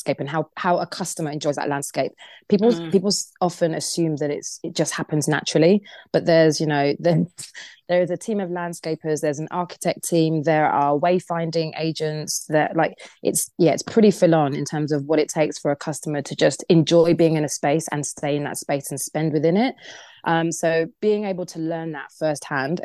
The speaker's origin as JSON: {"language": "English", "town": "Crawley", "region": "South East England", "country": "United Kingdom", "tie": "born or raised there", "said": "I grew up in Crawley."}